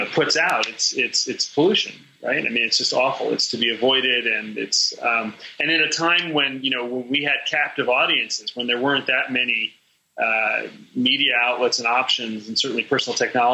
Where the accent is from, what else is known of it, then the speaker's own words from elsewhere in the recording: New York City, New York, United States; moved away; also born or lived in Chicago; I grew up in New York City, a child of the late 60s and 70s